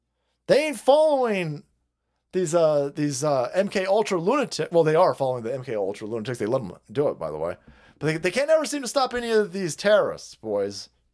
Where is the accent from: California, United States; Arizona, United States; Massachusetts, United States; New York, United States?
Arizona, United States; Tempe; second largest river in the home state of Arizona, is the Salt River, which flows through my hometown of Tempe, home of the Sun Devils.